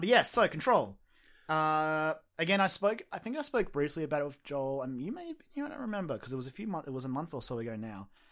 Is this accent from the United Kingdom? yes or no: no; Australia; I'm Australian